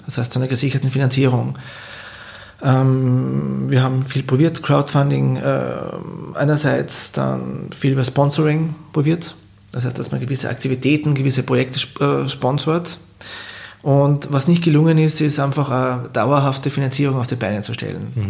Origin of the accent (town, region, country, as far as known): Klagenfurt, Carinthia, Austria; born or raised there